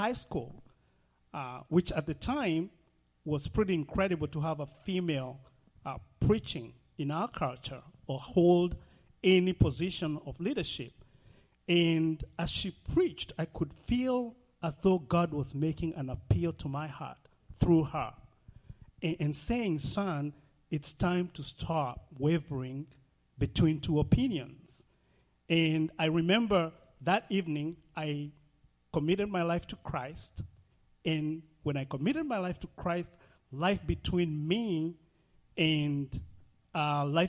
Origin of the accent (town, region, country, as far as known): Nairobi, Kenya; born or raised there; moved away